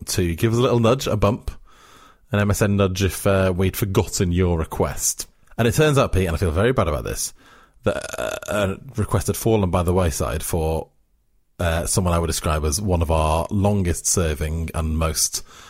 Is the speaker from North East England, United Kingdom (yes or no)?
no; Wales, United Kingdom; where I grew up in South Wales, Channel 4 was the Welsh language channel, of course, S4C.